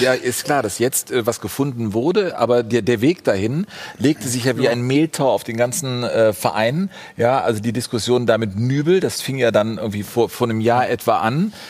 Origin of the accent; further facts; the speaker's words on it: the West, western Germany, Germany; ich bin ja auch aus dem Westen